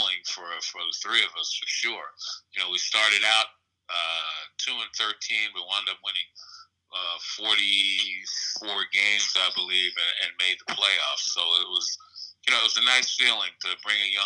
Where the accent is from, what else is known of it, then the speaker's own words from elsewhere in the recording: New York City, New York, United States; also born or lived in Brooklyn, New York; I was raised in Queens for the most part, I was born and was raised in Brooklyn partly